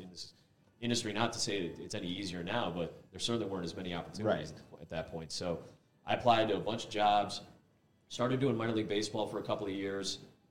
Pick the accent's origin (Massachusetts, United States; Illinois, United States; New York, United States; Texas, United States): Illinois, United States; Chicago; moved away; where I grew up in suburban Chicago